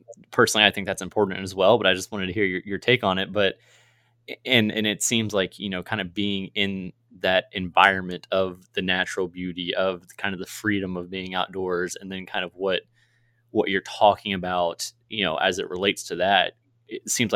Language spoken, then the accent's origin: English; Virginia, United States; now in Missouri, United States; I'm actually originally from Virginia, although I'm from Missouri now. Not West Virginia